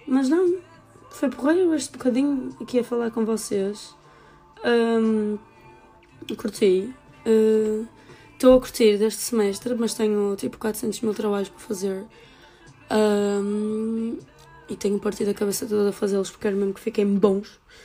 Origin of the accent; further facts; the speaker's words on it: the North, Norte, Portugal; eu sou mesmo do Norte